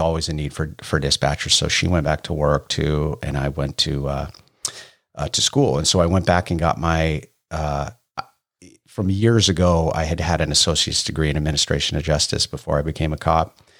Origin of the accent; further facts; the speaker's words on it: Bay Area, California, United States; moved away as an adult; I grew up in the Bay Area